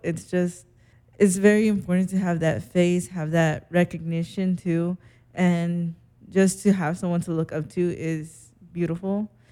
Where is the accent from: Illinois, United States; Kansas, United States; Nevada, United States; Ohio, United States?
Nevada, United States; Las Vegas; moved away; also born or lived in Seattle; I'm from Vegas